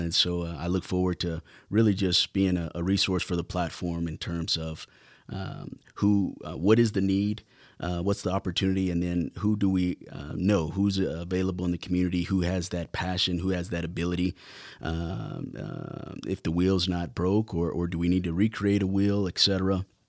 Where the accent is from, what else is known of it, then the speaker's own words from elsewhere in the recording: Lubbock, Texas, United States; being born and raised in Lubbock